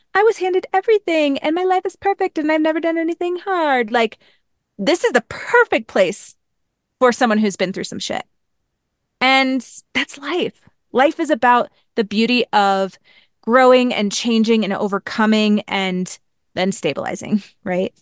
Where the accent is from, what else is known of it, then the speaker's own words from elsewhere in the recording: Missouri, United States; I grew up in Missouri, went to school at Mizzou